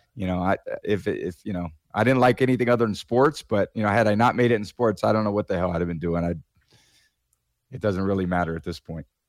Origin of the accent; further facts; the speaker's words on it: Bay Area, Northern California, United States; I was growing up in the Bay Area